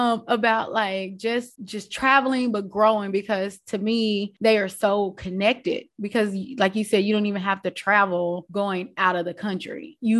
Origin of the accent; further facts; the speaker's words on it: Bible Belt, Southern United States, United States; I'm from the Bible Belt